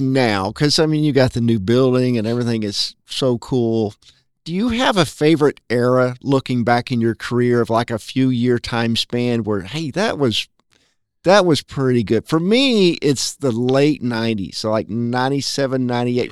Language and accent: English; North Little Rock, Arkansas, United States; I grew up in Rose City.